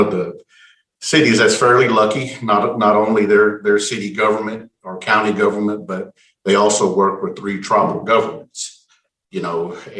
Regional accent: Eufaula, Oklahoma, United States; I was just a country kid growing up in Eufaula, Oklahoma.

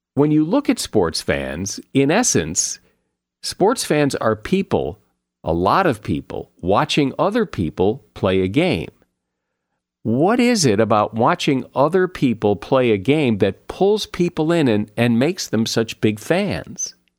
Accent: Connecticut, United States; now in West Coast, United States; I grew up in Connecticut

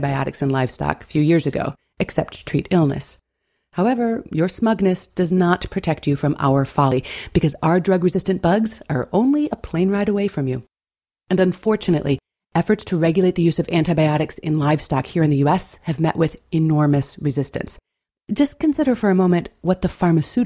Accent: Buffalo, New York, United States; my hometown of Buffalo, New York

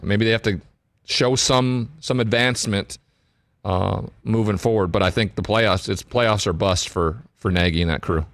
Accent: Montana, United States; growing up in Montana, and I'd be on the rivers fishing

